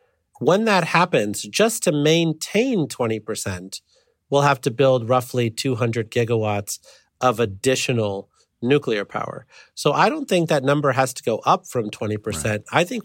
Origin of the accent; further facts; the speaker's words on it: Illinois, United States; I grew up near the Byron nuclear power plant.